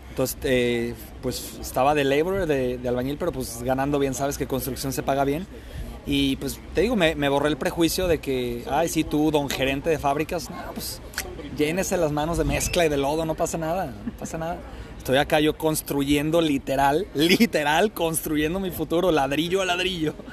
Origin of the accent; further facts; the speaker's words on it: Colombia; now in Melbourne, Australia; Todero, decimos en Colombia.